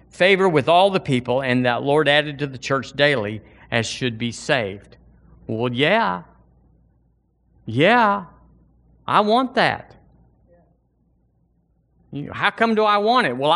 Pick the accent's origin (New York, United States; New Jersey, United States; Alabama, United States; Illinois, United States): Alabama, United States; I was born and raised in Alabama. This is my home, this is my culture